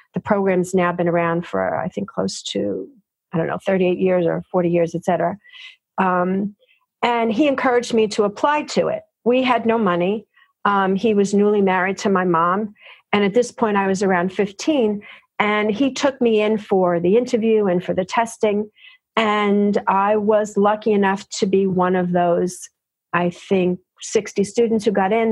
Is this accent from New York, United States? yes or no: yes; New York City, New York, United States; also born or lived in Yonkers, New York; I am one of those gals who is a native New Yorker, born and raised in New York, in the Bronx, Queens